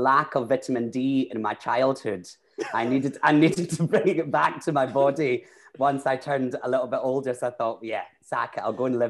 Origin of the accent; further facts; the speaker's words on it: Glasgow, Scotland, United Kingdom; also born or lived in London; Yeah, I am originally from Glasgow. I no longer, people would say I don't have a Glaswegian accent anymore, but that's just from living in London for a long time and kind of developing a voice.